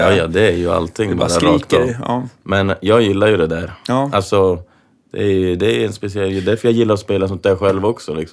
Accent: Kiruna, Norrbotten County, Sweden; jag är från Kiruna

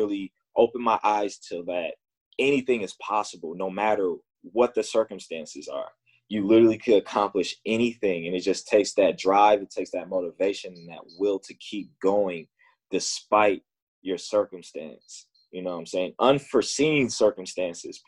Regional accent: Chicago, Illinois, United States; growing up in Chicago playing basketball

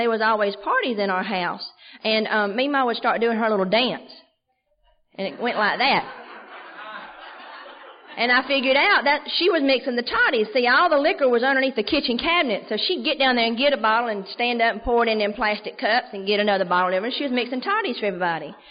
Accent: Andalusia, Alabama, United States; Andalusia's my hometown. It's a little bitty town, South Alabama

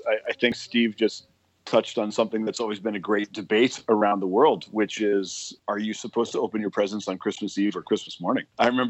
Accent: Thompson, Manitoba, Canada; moved away; One that was actually born in Thompson?

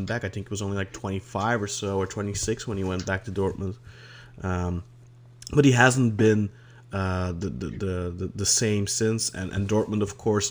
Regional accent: Belgium; I'm from Belgium

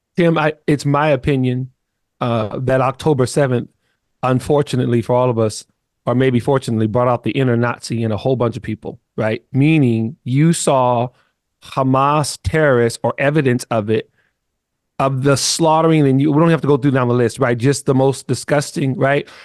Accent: California, United States; also born or lived in Little Rock, Arkansas; I grew up in California 'cause when they moved with our big family, I was only one

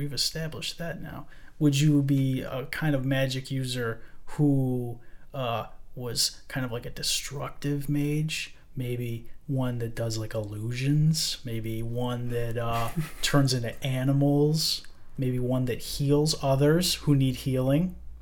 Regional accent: Texas, United States; I'm from Texas

